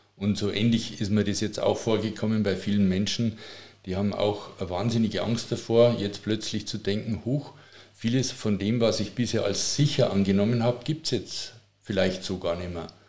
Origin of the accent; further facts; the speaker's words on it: Passau, Bavaria, Germany; accent: Bavarian; moved away as an adult; also born or lived in Regensburg / Munich; now in Tutzing, Germany; ich bin in Passau aufgewachsen. Passau ist äh, Niederbayern